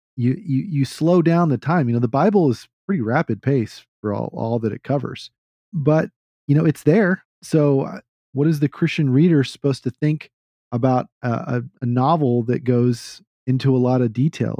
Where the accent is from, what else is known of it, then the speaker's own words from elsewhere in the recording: Texas, United States; I'm a Texan